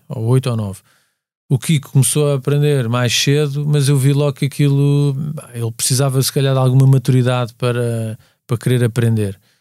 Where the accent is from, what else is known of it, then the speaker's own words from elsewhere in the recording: Lisbon, Portugal; sou de Lisboa, cresci, nasci em Lisboa